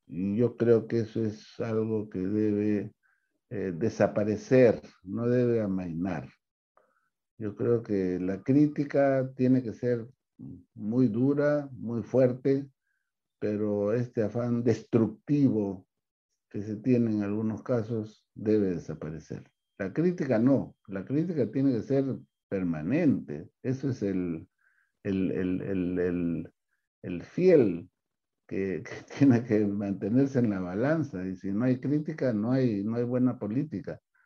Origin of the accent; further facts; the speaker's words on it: Peru; hemos trabajado pues como peruanos